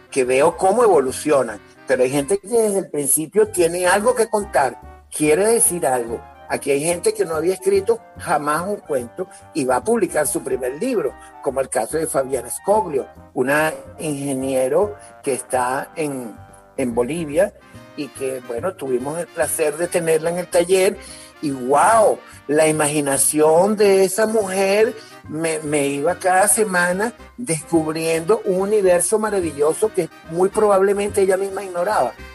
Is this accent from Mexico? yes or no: no; Caracas, Capital District, Venezuela; Luego me fui a San Agustín del Norte, nos fuimos a San Agustín del Norte y allí viví hasta, hasta que tuve 17 años